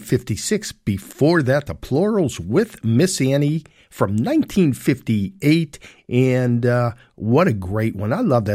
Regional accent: Pittsburgh, Pennsylvania, United States; moved away; also born or lived in Arizona; actually broadcasting to you from Pittsburgh, back in my hometown after 47 years in Arizona, so back in Pittsburgh. I think it's going on about 7 months now. So, and in the Canonsburg area

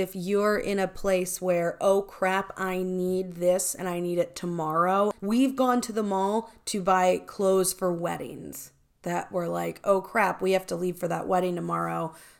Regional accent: Baltimore, Maryland, United States; Well, I grew up in Baltimore.

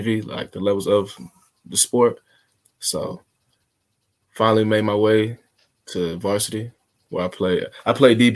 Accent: Smyrna, Georgia, United States; specifically, I'm from Smyrna, Georgia

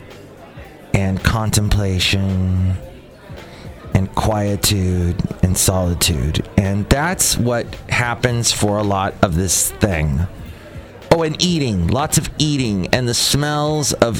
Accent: United States

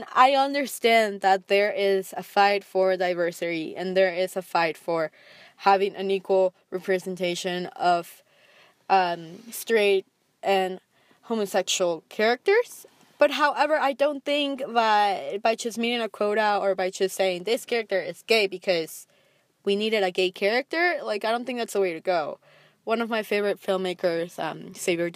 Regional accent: Texas, United States; I grew up in Texas

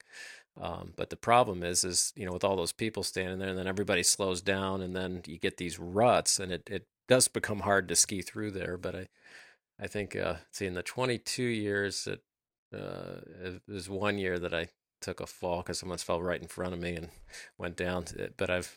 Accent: Michigan, United States; now in Kansas City, United States; we live in Kansas City, but I'm from Michigan, so I'm used to being up north

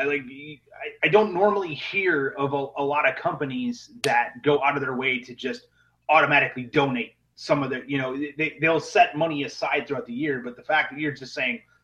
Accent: Midwest, United States; now in Atlanta, United States; I'm originally from the Midwest

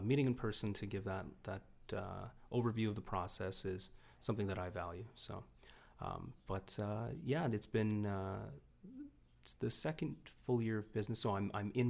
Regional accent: Niagara, Ontario, Canada; growing up in Niagara

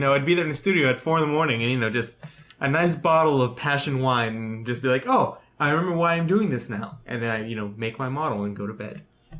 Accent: Round Rock, Texas, United States; I'm from Round Rock.

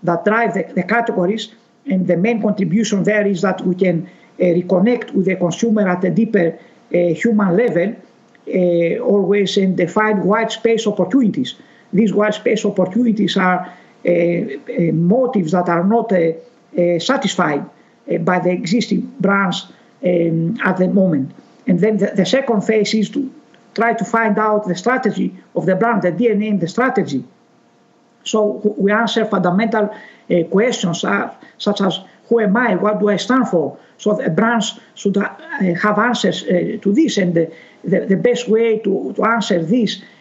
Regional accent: Greece; I'm originated from Greece

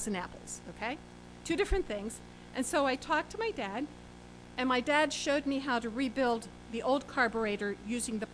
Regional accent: Pennsylvania near Gettysburg, United States; also born or lived in Washington, D.C. / Atlanta / Maine; my parents moved to Pennsylvania near Gettysburg. So I grew up not in the Washington, D.C. area

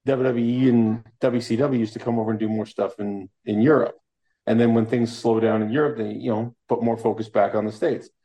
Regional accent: Toronto, Ontario, Canada; I'm from Scarborough in Toronto, Canada.

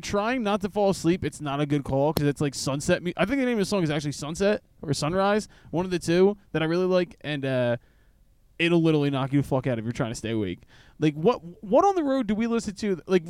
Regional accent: Philadelphia, Pennsylvania, United States; we're all from Philadelphia.

